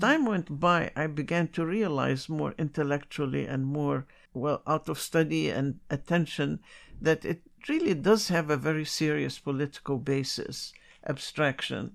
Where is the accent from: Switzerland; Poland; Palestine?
Palestine; Jerusalem; now in New York City, United States; I was born in Jerusalem before Israel was ever created. So, in my memory is a very wonderful society